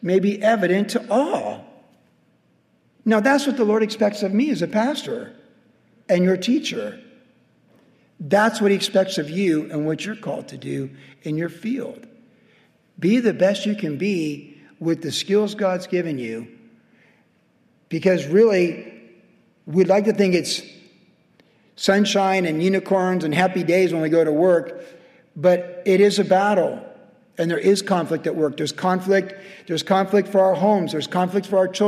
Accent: United States; being an American

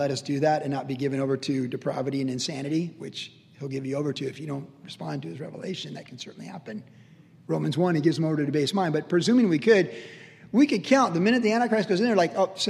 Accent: Cleveland, Ohio, United States; I was born in Cleveland, Ohio

